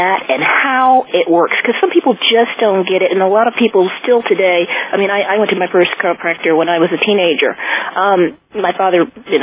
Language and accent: English; New Jersey, United States; I'm from Jersey